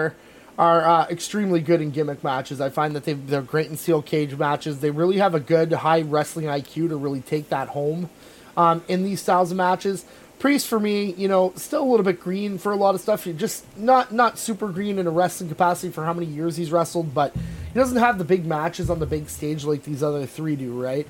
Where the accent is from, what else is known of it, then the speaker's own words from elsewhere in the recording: Canada; we're Canadian and we're proud Canadians